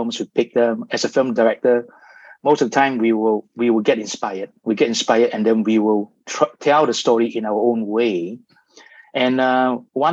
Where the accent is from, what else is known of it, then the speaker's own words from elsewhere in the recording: Malaysia; growing up in Malaysia